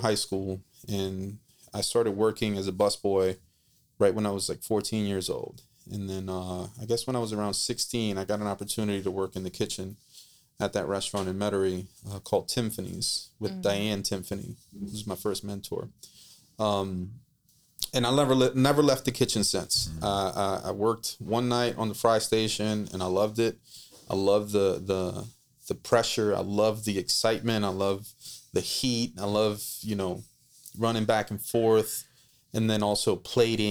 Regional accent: Costa Rica; now in New Orleans, United States; I grew up in Costa Rica

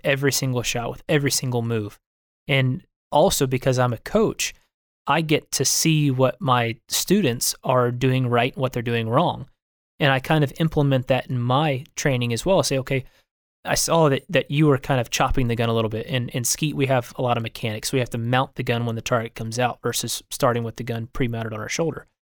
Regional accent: Eatonton, Georgia, United States; also born or lived in Port Charlotte, Florida; now in Texas, United States; I was born in Port Charlotte, Florida, but grew up in a little town called Eatonton, Georgia

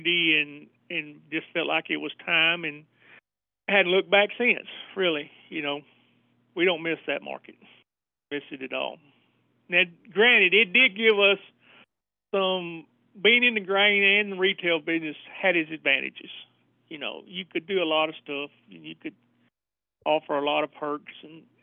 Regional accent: Northwest Tennessee, United States; I'm born and raised in Northwest Tennessee

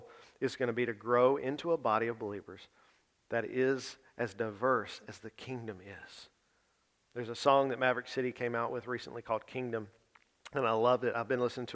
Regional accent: the South, United States; most of us have been born and raised in the South

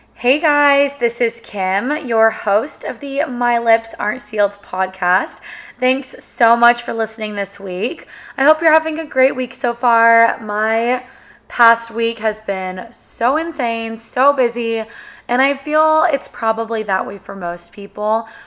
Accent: Sacramento, California, United States; moved away as an adult; now in Austin, United States; we grew up together in Sacramento

